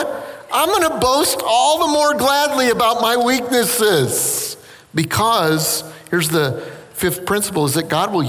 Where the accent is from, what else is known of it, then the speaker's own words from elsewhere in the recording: South Carolina, United States; Listen, I'm from South Carolina.